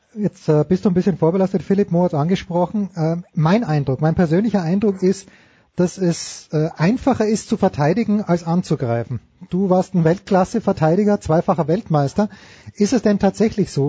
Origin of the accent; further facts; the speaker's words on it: Austria; ich komme aus Österreich